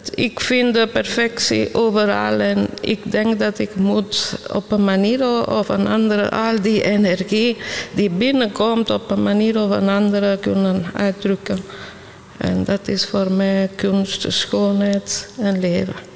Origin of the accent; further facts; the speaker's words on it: Italy; moved away; ik kom van Italië. Dus ik ben al eh, vroeg begonnen met schilderen. Ik was klein. En ik was, ik was in Italië elke dag geconfronteerd met schoonheid